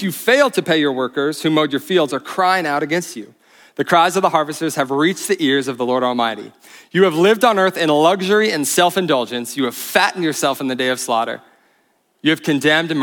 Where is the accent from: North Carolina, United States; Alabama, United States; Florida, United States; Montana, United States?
Montana, United States; Bozeman; I'm from Bozeman, though. This is my hometown